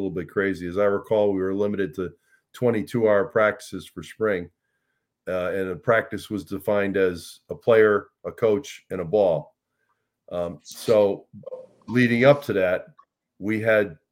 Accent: Connecticut, United States; I grew up in Connecticut

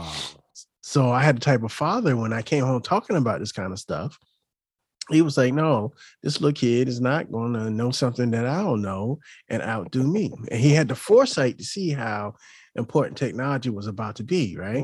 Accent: Chesapeake, Virginia, United States; also born or lived in Hampton, Virginia / Waukegan, Illinois / Puerto Rico; I grew up in Hampton Roads, and I grew up in a neighborhood called Camelot. And, um, that's in the Ches, the city of Chesapeake.

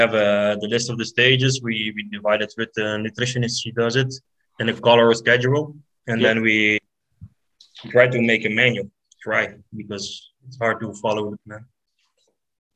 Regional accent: Belgium; I'm from Belgium

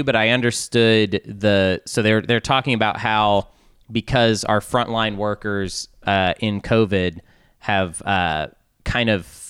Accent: Arkansas, United States; I think I say that because I'm from Arkansas.

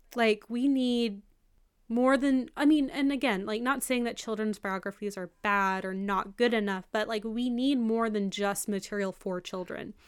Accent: McMinn County, East Tennessee, United States; McMinn County where we're from

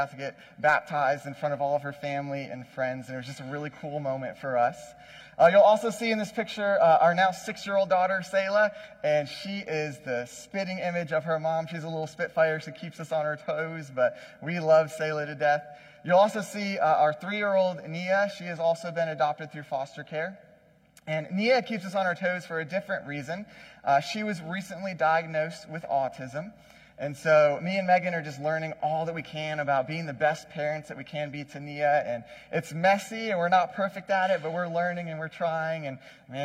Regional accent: Wilmington, North Carolina, United States; moved away; also born or lived in New York; I am actually from Wilmington. I grew up in this area. Technically, I was born in New York, lived there for a couple years. We moved here back in like 1994. I was like 3

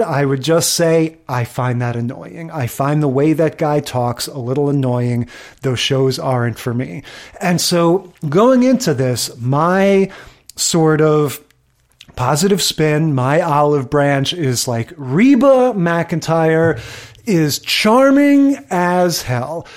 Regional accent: New York area, United States; I grew up in the New York area.

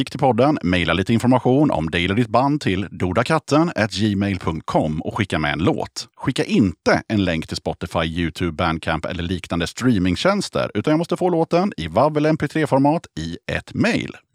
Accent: Stockholm, Stockholm County, Sweden; moved away as an adult; also born or lived in Gothenburg / Avesta; now in Sala, Sweden; I Stockholm är det från början.

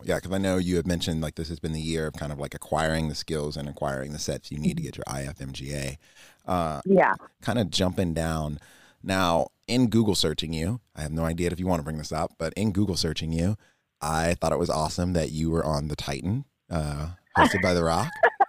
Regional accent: Virginia, United States; now in Texas, United States; I'm originally from Northern Virginia area.

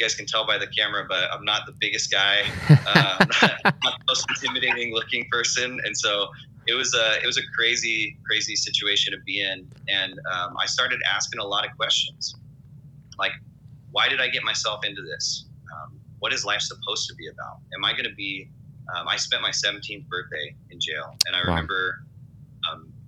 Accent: Riverside, California, United States; I'm from Riverside, California, born and raised

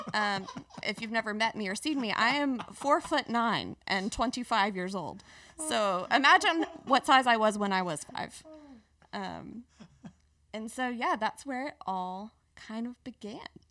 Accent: Petal, Mississippi, United States; moved away as an adult; now in Birmingham, United States; I grew up in South Mississippi

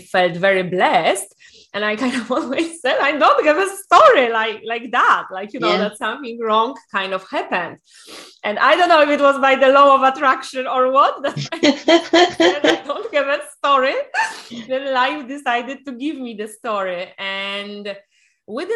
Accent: Poland; also born or lived in Ireland / United Kingdom; now in Spain; I'm originally from Poland, used to live in different countries in Ireland, in UK, and then moved to Spain.

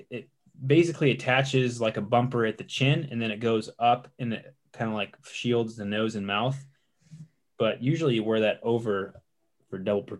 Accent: Michigan, United States; now in St. Petersburg, United States; I'm in St. Pete where I used to live for 13 years. And …, I'm from Michigan.

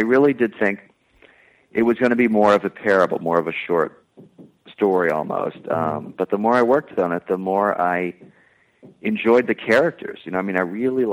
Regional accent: Plymouth Meeting, Pennsylvania, United States; I was born in Plymouth Meeting, which is not too far.

